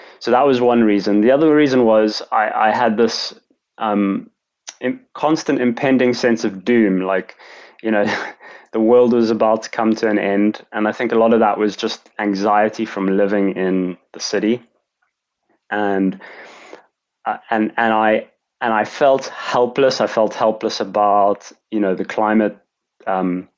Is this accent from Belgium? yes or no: no; Cape Town, Western Cape, South Africa; moved away as an adult; also born or lived in London; I'm from, as I mentioned, from Cape Town, South Africa. So I grew up in a very beautiful place.